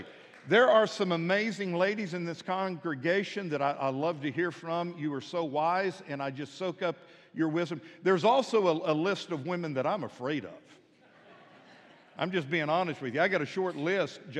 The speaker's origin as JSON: {"language": "English", "town": "Midland", "region": "Texas", "country": "United States", "tie": "born or raised there", "moved": "yes", "lives_now": "Fort Smith, United States", "said": "I grew up in Midland, Texas, out in the country"}